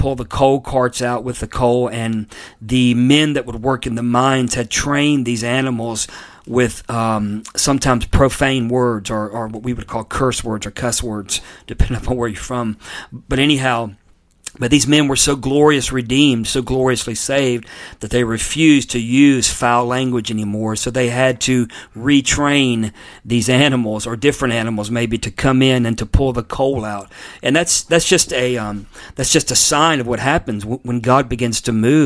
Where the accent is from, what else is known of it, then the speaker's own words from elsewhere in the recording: Pensacola, Florida, United States; now in North Carolina, United States; Pensacola, which, by the way, is my hometown. I was born there.